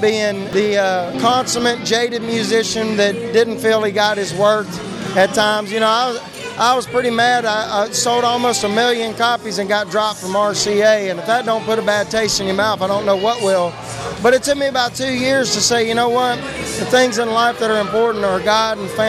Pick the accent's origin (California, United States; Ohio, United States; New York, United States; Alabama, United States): Alabama, United States; Huntsville; I'm from Huntsville, so, you know, we're both Alabama boys